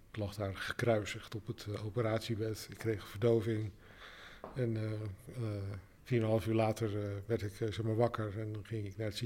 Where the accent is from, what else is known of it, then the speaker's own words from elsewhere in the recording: Alkmaar, North Holland, Netherlands; also born or lived in Amsterdam; now in Rotterdam, Netherlands; nee ik kom oorspronkelijk uit Alkmaar. En ik heb zelfs ook nog acht jaar in 020 gewoond, want daar heb ik gestudeerd. Ik woon nu eigenlijk, eh, denk ik, uh, eh, 13 jaar in Rotterdam.